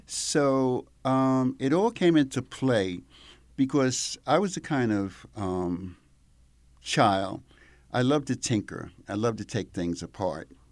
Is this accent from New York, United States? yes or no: yes; Mount Vernon, New York, United States; moved away as an adult; now in Italy; I grew up in Mount Vernon, New York. So on the other side of the Bronx